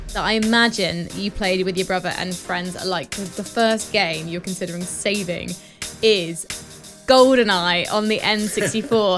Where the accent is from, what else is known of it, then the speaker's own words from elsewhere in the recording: United Kingdom; I'm British